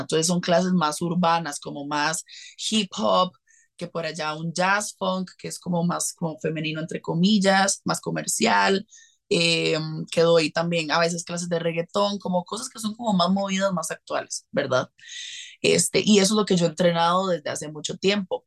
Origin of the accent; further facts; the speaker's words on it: Costa Rica; soy de Costa Rica